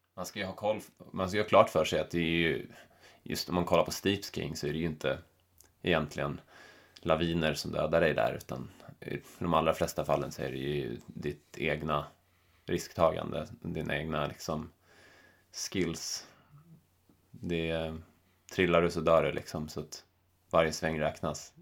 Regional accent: Stockholm, Stockholm County, Sweden; moved away as an adult; also born or lived in Täby / Bali; now in Chamonix, France; hemma i Stockholm

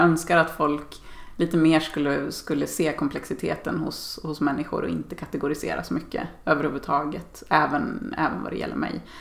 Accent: Dalarna County, Sweden; Jag är uppväxt i Dalarna och, och bor där igen på min barndomsö.

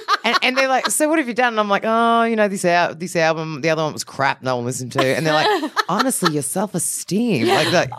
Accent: Australia; also born or lived in United States; I'm too Aussie.

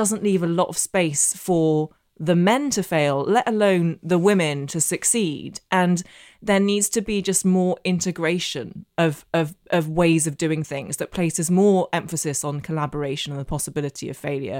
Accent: Belfast, Northern Ireland, United Kingdom; so I grew up in Northern Ireland. I know I don't have the accent, but I did. And my secondary school in Belfast was the only school in the entire province that taught Russian.

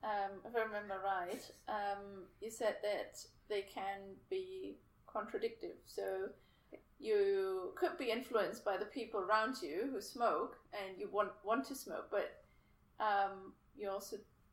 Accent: Germany; now in Australia; So I am from Germany.

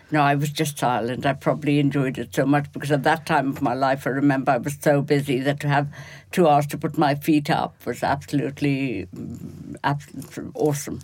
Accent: Kolkata, West Bengal, India; moved away; I come from Bengal, which is very rich in terms of art

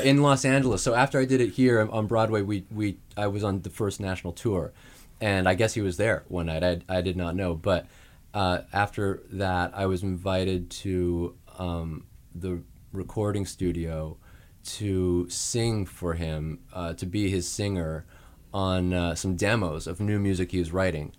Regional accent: Saskatoon, Saskatchewan, Canada; moved away; I'm from Saskatoon, Saskatchewan in Canada

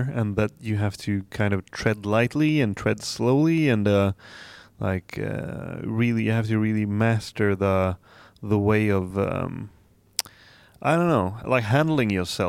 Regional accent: Dalarna County, Sweden; English is a second language; Well, I come from the Swedish countryside, and it's really puts us like in the middle of Sweden, more or less, like southern part, kind of.

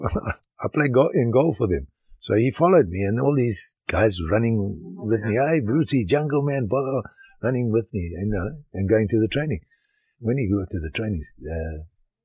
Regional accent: Harare, Zimbabwe; moved away as an adult; also born or lived in Durban, South Africa / Shurugwi, Zimbabwe / Canada / Liverpool, England; now in Ottawa, Canada; when I was 2 months old, my parents went up to Rhodesia

